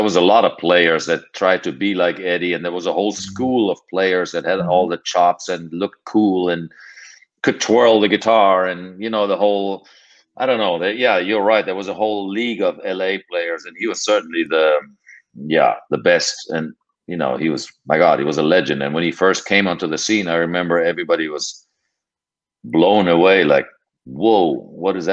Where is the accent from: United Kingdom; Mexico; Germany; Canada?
Germany; moved away; I came from Europe